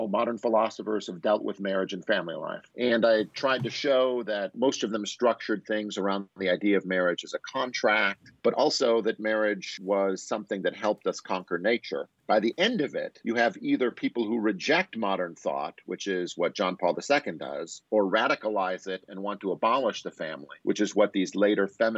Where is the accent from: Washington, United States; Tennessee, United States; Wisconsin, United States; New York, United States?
Wisconsin, United States; moved away as an adult; also born or lived in Chicago, Illinois; now in Boise, United States; I'm from Wisconsin, and I've got a job out here in Boise State in 2000